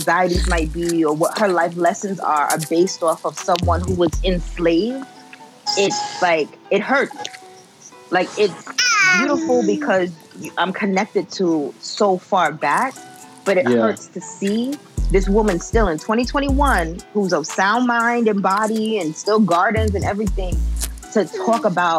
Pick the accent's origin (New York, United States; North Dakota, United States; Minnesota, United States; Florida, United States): New York, United States; now in Bermuda; I am from New York, mm-hmm. But my family's from the South